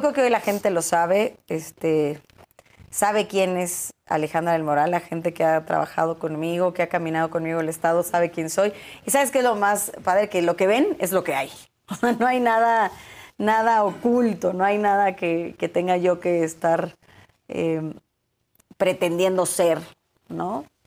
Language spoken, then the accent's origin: Spanish; Cuautitlán Izcalli, State of Mexico, Mexico; soy hija del Estado de México, nacida, crecida, vivida, formada